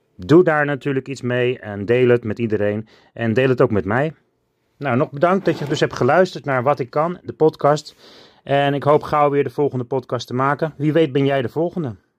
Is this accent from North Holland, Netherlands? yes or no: yes; Alkmaar, North Holland, Netherlands; Ik woon in Alkmaar. Ik ben geboren in Alkmaar op 5 augustus 1977